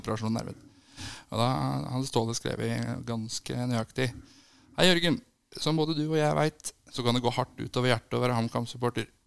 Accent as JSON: {"language": "Norwegian", "town": "Brumunddal", "region": "Innlandet", "country": "Norway", "moved": "yes", "said": "Jeg er fra Brumunddal opprinnelig"}